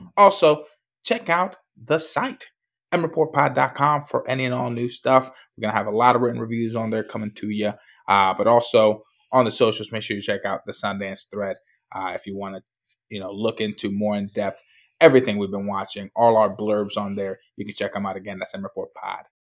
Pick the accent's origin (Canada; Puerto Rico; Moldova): Puerto Rico; I grew up in Puerto Rico